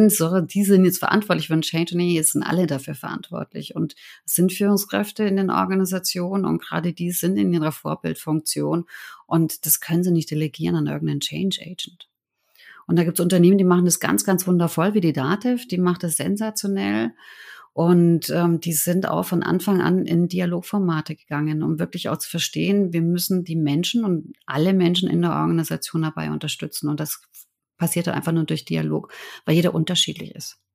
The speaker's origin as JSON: {"language": "German", "country": "Germany", "tie": "born or raised there", "also_born_or_lived": "New York / Beijing / Shanghai", "said": "Meine Eltern sind ja Ungarn. Ich bin in Deutschland geboren und aufgewachsen."}